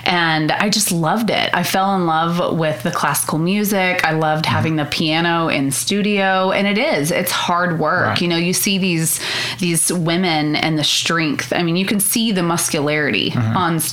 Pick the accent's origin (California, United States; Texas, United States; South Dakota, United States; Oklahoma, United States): Oklahoma, United States; Hollis; also born or lived in Altus, Oklahoma; So I'm from Hollis. It's a very, very tiny town